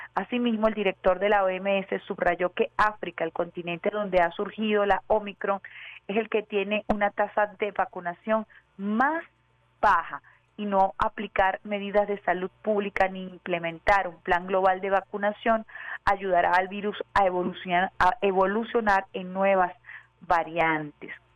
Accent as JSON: {"language": "Spanish", "country": "Venezuela"}